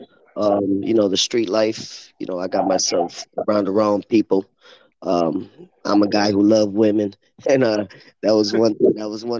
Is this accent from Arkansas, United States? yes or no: no; Lorain, Ohio, United States; also born or lived in Chicago, Illinois; I'm born in Chicago, raised in Lorain. Got to Lorain like in 87.